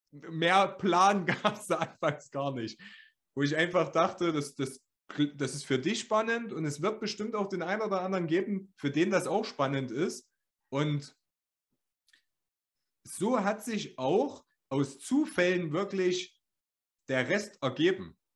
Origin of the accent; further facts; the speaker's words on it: Thuringia, Germany; Wie wir das sagt, sagt man das so in Deutschland oder sagt man das nur bei uns in Ostthüringen?